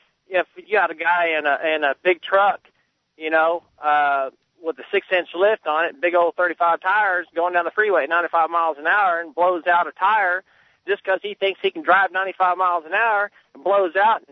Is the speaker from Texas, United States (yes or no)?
yes; Austin, Texas, United States; I'm a redneck from Austin, man